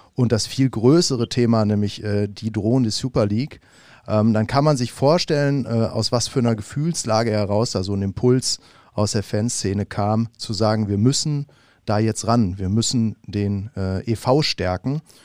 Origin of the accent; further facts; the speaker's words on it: Munich, Bavaria, Germany; moved away; ich bin tatsächlich aufgewachsen in München